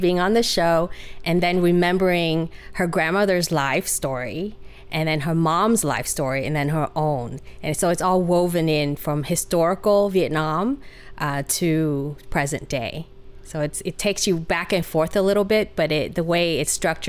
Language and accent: English; Utah, United States; I grew up in Utah. After college, I started to work in Southern California. And because of a boy, I decided to move up north. And here I am.